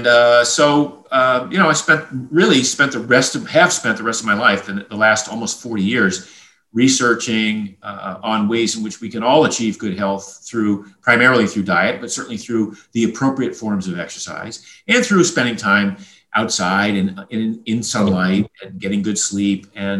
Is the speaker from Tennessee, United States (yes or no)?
no; Maine, United States; I grew up in a fishing village in Maine.